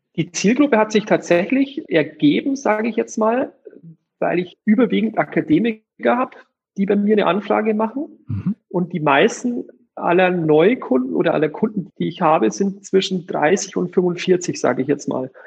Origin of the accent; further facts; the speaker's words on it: Eichstätt, Bavaria, Germany; also born or lived in Munich; ich komme gebürtig aus der Region von Ingolstadt, aus Eichstätt. Das ist fast der Mittelpunkt von Bayern